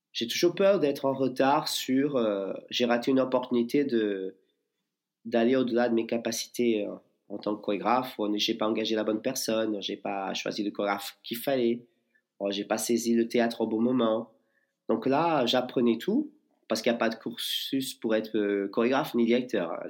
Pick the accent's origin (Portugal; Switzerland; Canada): Portugal; moved away as an adult; also born or lived in Lisbon / New York; now in Bayonne, France; je suis portugais.